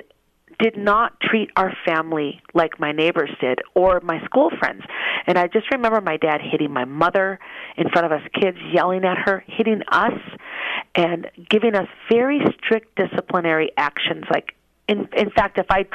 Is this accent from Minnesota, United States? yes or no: yes; Minnesota, United States; moved away as an adult; now in Las Vegas, United States; I am originally from Minnesota, and I live in Las Vegas now.